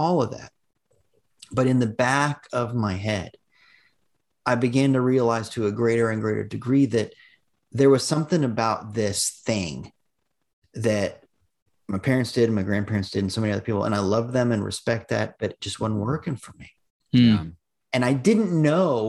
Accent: Davenport, Iowa, United States; also born or lived in Missouri; My earliest memories are in Iowa, where they had a church, and it was super weird because it was in this little town called Davenport

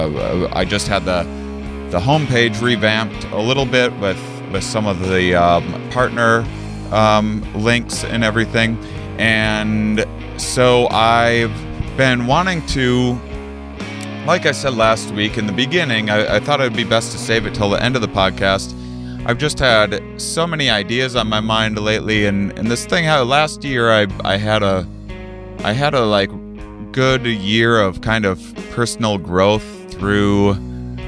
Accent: La Crosse, Wisconsin, United States; University of Wisconsin La Crosse in my hometown

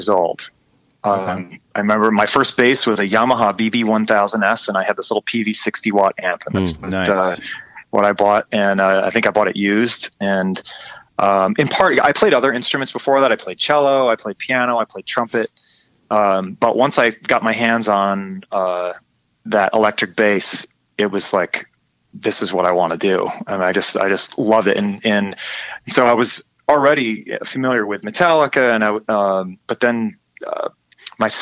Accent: McFarland, Wisconsin, United States; now in San Francisco, United States; I'm from Madison, Wisconsin.

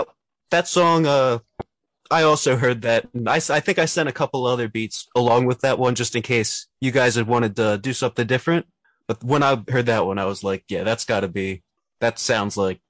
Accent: York, Pennsylvania, United States; also born or lived in Pittsburgh; So I'm originally from York, Pennsylvania, and I pretty much grew up there, spent most of my life there, and I've just recently moved out to Pittsburgh.

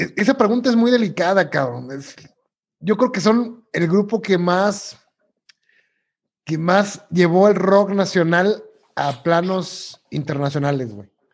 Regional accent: Mexico; como mexicano

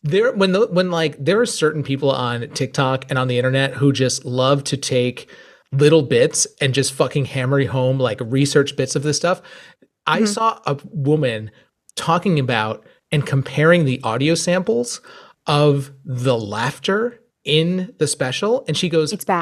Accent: United States

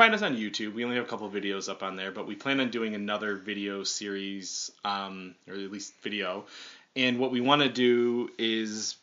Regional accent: Olean, New York, United States; my hometown in Olean, New York.

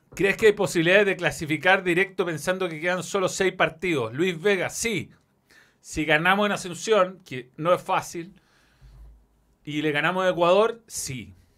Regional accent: Chile; como buen chileno

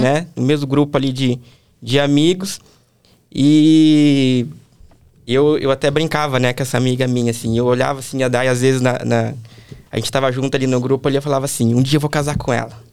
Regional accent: São Paulo, Brazil; moved away as an adult; Eu nasci e cresci em São Paulo

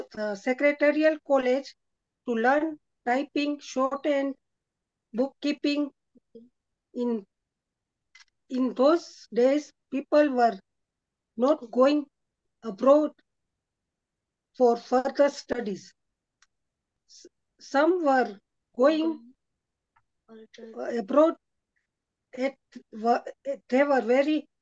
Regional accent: Nyeri, Central Province, Kenya; I was born and in Kenya in a town called Nyeri, brought up in Nyeri

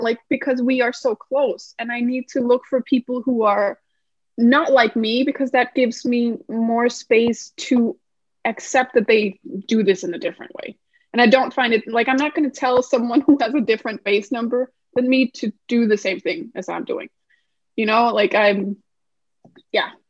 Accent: Denmark; moved away as an adult; also born or lived in United States; I'm originally from Denmark, which is in Scandinavia

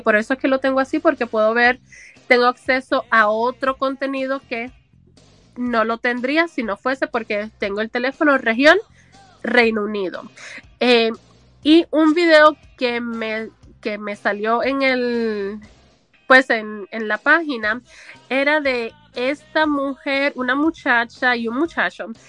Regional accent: Puerto Rico; moved away as an adult; now in United States; hace 20 años más o menos que yo salí del sistema educativo de Puerto Rico de educación, educación pública

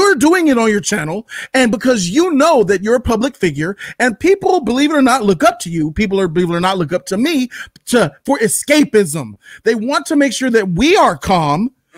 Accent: Ireland; Maybe because I'm Irish.

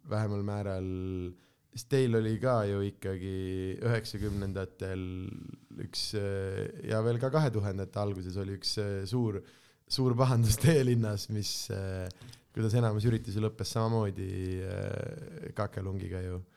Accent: Pärnu, Pärnu County, Estonia; sest ma olen äh, ka väikest viisi Pärnu poiss tegelikult.

